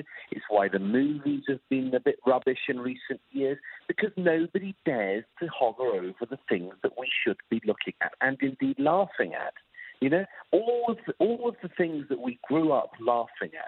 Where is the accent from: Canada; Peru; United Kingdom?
United Kingdom; moved away; my home country, in the UK